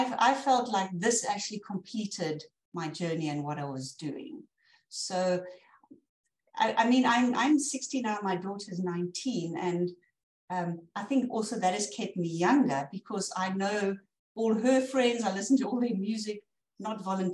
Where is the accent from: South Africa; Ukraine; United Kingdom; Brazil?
South Africa; as a South African from the African savannas